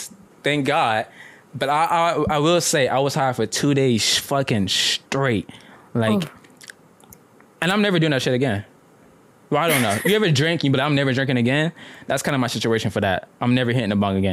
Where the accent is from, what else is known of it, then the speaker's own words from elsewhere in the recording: Atlanta, Georgia, United States; I'm from Atlanta